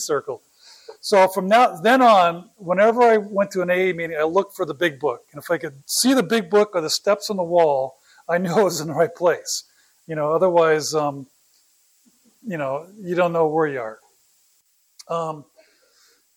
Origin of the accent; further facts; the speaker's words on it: Oakland, California, United States; also born or lived in San Jose, California; I was born in Oakland.